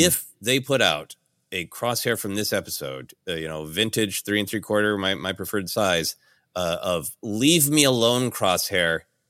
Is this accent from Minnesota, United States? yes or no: yes; Minneapolis, Minnesota, United States; looks like a large portion of Midwestern men that I grew up with in Minneapolis.